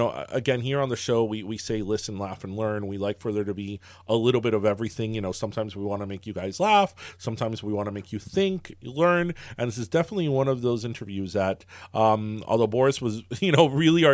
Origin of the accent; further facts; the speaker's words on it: Kendall, Florida, United States; I'm from Kendall, but later in life, my life took a turn, and I opened up my office in Hialeah